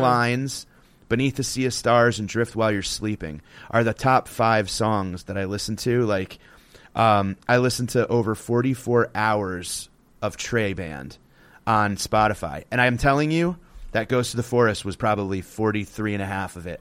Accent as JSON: {"language": "English", "region": "Connecticut", "country": "United States", "tie": "born or raised there", "said": "growing up in Connecticut, … was, like, a staple"}